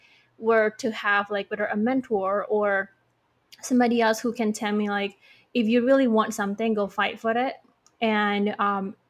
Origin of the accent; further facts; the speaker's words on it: Bali, Indonesia; I'm from Bali